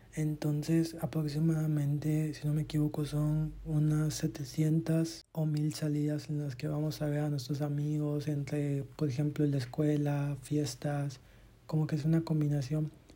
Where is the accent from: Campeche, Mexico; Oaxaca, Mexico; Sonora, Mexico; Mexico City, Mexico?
Campeche, Mexico; en Campeche, de donde soy